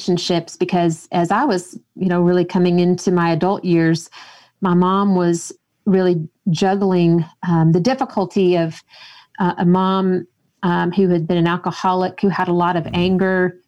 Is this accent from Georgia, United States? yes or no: yes; Georgia, United States; now in Colorado, United States; I grew up in Georgia